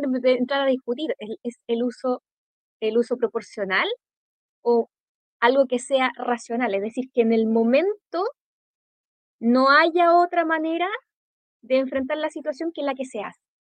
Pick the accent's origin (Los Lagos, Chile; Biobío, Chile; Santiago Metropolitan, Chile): Biobío, Chile; Concepción; yo siendo de Gran Concepción de toda mi vida